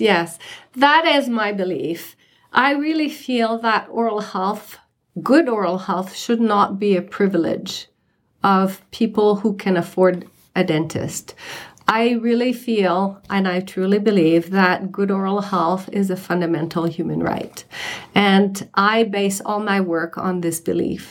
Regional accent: Canada; moved away as an adult; now in Summit County, United States; I'm a dentist from Canada, and I've been practicing dentistry for close to 40 years until I moved from Canada to here at the end of 2012

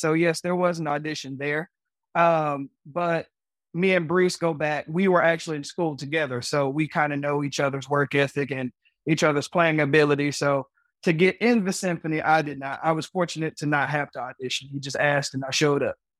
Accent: Chattanooga, Tennessee, United States; I am from Chattanooga, Tennessee

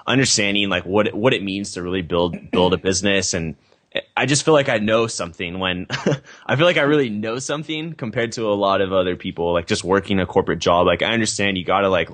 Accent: Temecula, California, United States; also born or lived in San Diego, California; fairly normal childhood suburban community, Temecula, California

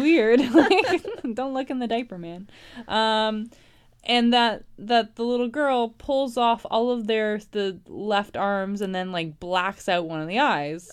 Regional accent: Toronto, Ontario, Canada; I'm from Toronto.

